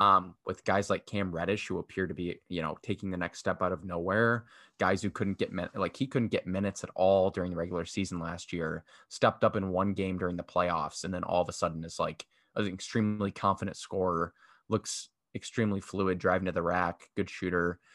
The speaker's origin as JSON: {"language": "English", "town": "Chicago", "region": "Illinois", "country": "United States", "tie": "born or raised there", "said": "My hometown, Chicago"}